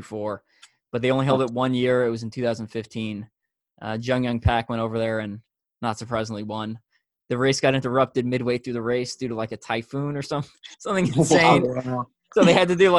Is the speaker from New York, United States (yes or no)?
yes; New York, United States; now in Kansas City, United States; I'm from New York, and I live in Kansas City